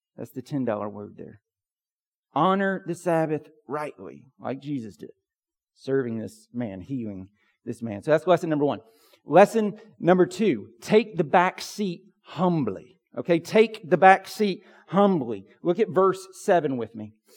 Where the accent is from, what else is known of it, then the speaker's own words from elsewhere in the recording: Pine Log, Georgia, United States; When I was a kid growing up in Pine Log, Georgia